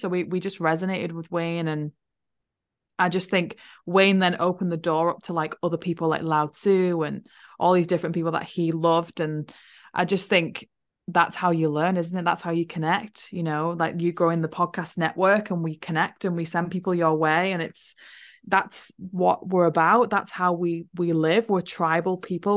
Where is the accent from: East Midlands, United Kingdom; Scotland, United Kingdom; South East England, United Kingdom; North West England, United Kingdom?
North West England, United Kingdom; Wigan; moved away as an adult; also born or lived in Liverpool; now in New Zealand; I was born in Liverpool and I grew up in a place called Wigan